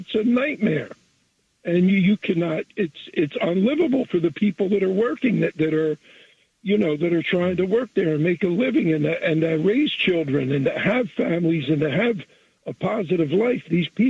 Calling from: Jersey Shore, New Jersey, United States; I'm calling from the Jersey Shore.

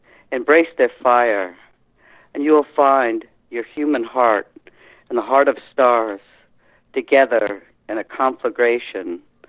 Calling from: Massachusetts, United States; Cape Cod.

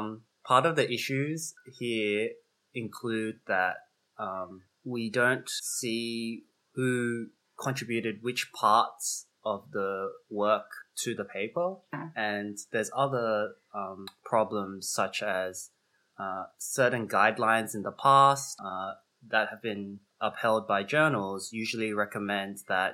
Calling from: Chicago, Illinois, United States; And I'm coming from Chicago, and those are the traditional lands of the Potawatomi nations

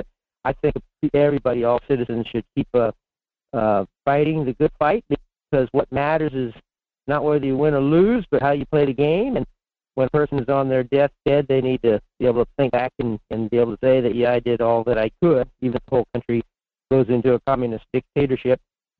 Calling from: Fairbanks, Alaska, United States; in Fairbanks.

